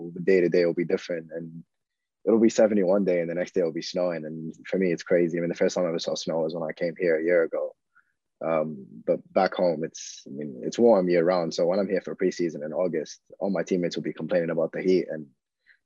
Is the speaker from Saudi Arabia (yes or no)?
yes; Saudi Arabia; first language Arabic; English is a second language; moved away as an adult; now in United States; I'm from Saudi Arabia.